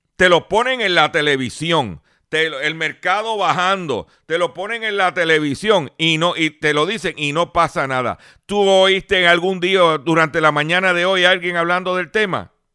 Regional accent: Lares, Puerto Rico; Mi pueblo de Lares

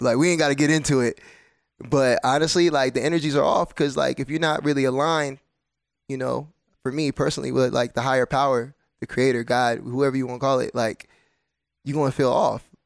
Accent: New Jersey, United States; I'm from New Jersey

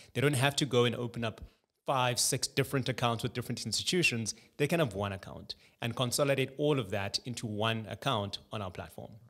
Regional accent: Johannesburg, Gauteng, South Africa; also born or lived in Cape Town; Born and bred in Johannesburg. Uh, so I've been here my whole life. My entire schooling was here as well

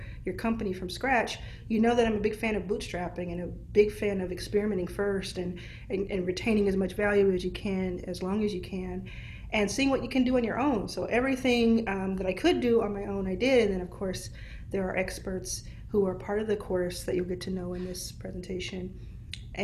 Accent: Dallas, Texas, United States; I see Dallas already. This is my hometown

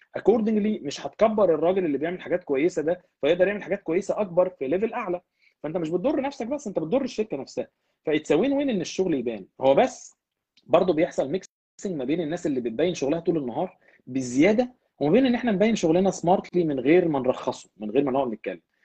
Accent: Egypt; moved away as an adult; also born or lived in England; now in Canada; احنا كمصريين

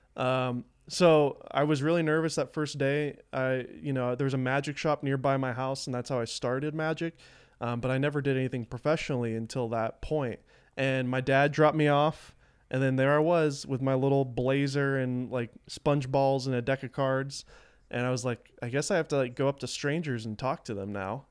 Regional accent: the South, United States; I grew up in the South, so there wasn't a lot of creative people here, at least where I lived.

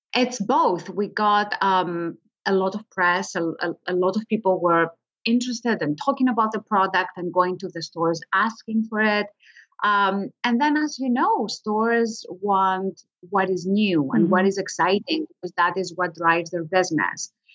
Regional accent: Greece; I was born and raised in Greece

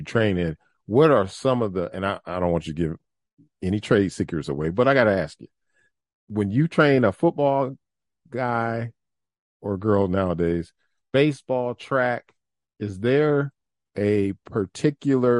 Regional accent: Ohio, United States; moved away; also born or lived in Orlando, Florida; originally, I'm from Ohio.

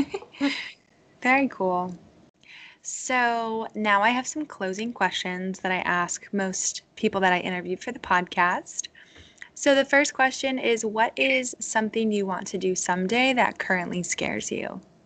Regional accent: Connecticut, United States; now in Virginia, United States; I'm from Connecticut, and I live in uh, Virginia

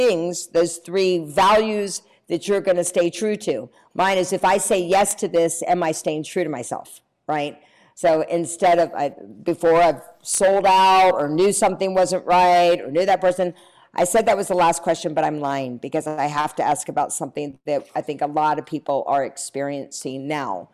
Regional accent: North Carolina, United States; I'm from the South, I'm from North Carolina

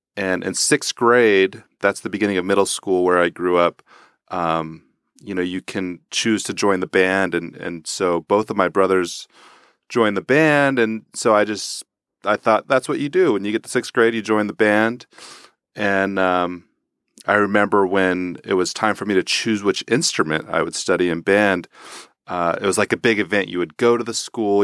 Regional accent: Houston, Texas, United States; moved away; I grew up in Houston, Texas, and my family's musical

